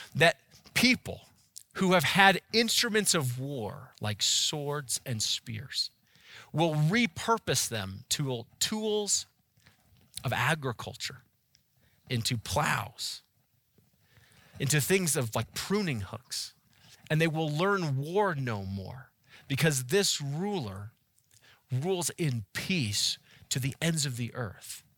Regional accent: Boulder, Colorado, United States; now in Erie, United States; I was born and raised and spent most of my life in Boulder

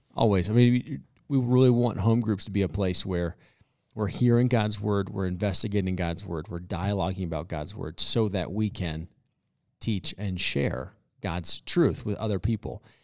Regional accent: United States; we as Christians, especially as American Christians

